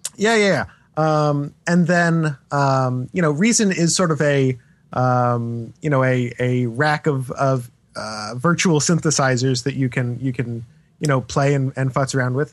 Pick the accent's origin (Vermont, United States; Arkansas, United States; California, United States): Vermont, United States; moved away; I spent some time growing up in Vermont